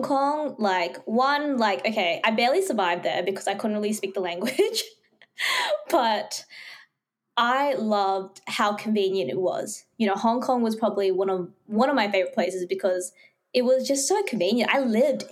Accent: Fiji; moved away; my hometown, Fiji.

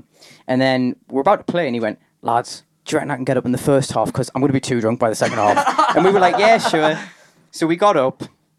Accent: Durham, North East England, United Kingdom; I'm from Durham

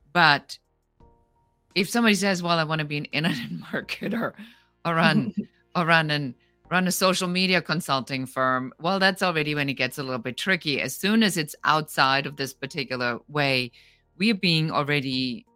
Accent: Germany; now in Los Angeles, United States; I come original from Germany. I immigrated

